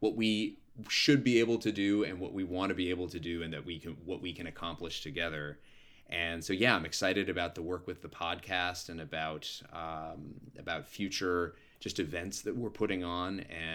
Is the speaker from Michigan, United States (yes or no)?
no; New York City, New York, United States; So playing in New York as a New Yorker on my birthday, I think is going to feel really fun.